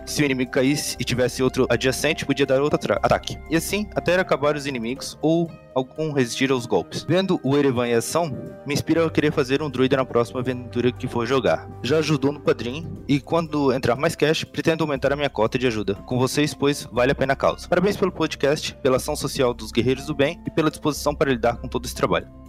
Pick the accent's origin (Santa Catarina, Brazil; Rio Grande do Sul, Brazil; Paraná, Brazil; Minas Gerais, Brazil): Santa Catarina, Brazil; Ilhota; eu sou Santa Catarina, Ilhota. Ilhota. É ali perto de Blumenau lá